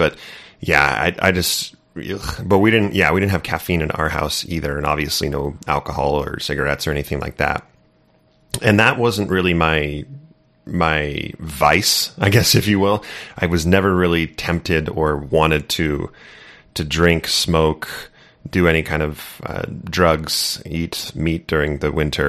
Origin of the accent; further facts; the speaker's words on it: Santa Barbara, California, United States; Southern California, yeah, in Santa Barbara.